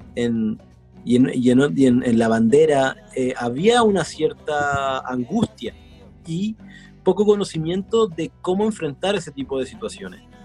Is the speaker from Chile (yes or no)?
yes; Chillán, Ñuble, Chile; en Chillán, en la edad que yo estuve, que fue la más fuerte, que es la de la infancia